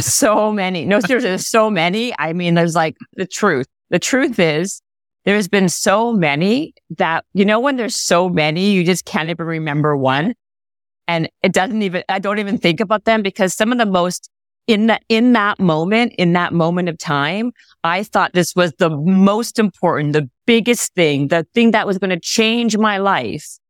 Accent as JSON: {"language": "English", "country": "Canada", "said": "we're Canadian"}